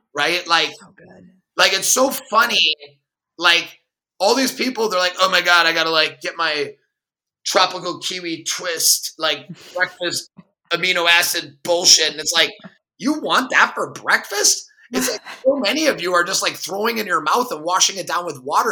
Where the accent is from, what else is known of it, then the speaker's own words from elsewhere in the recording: Milwaukee, Wisconsin, United States; I grew up in Milwaukee, a very diverse city.